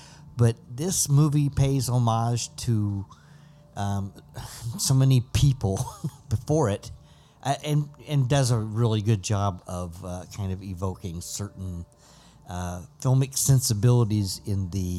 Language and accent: English; Ohio, United States; Come on, boy. I'm from Ohio.